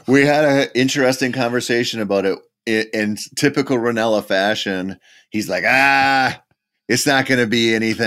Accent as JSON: {"language": "English", "region": "Minnesota", "country": "United States", "tie": "born or raised there", "said": "Minnesota is my home state"}